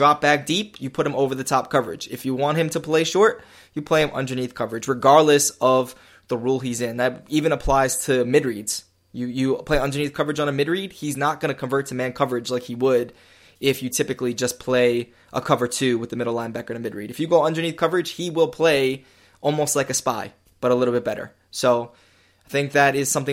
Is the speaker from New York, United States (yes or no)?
yes; New York, United States; I'm from New York, so I play like in schoolyards and stuff